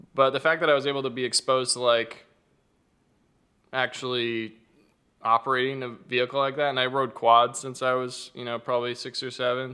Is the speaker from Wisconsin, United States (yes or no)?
no; Arizona, United States; moved away; also born or lived in Southern California; growing up in Arizona